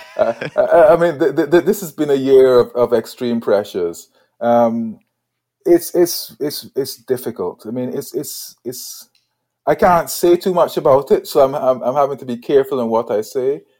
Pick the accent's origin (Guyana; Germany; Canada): Guyana; moved away as an adult; also born or lived in Edinburgh, Scotland; now in United Kingdom; born in Edinburgh, right, moved to Guyana when I was five years old